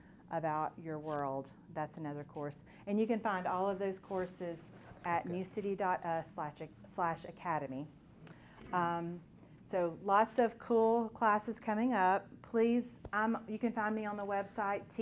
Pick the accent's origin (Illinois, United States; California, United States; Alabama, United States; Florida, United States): Alabama, United States; I'm from Alabama